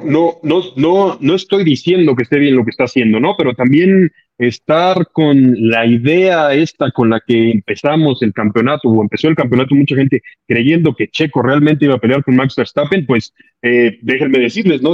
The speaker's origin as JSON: {"language": "Spanish", "country": "Mexico", "said": "como mexicanos"}